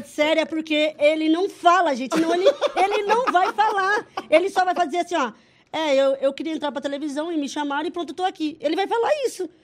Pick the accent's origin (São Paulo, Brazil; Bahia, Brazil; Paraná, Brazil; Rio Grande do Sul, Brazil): Paraná, Brazil; Cascavel; eu sou do Paraná, Cascavel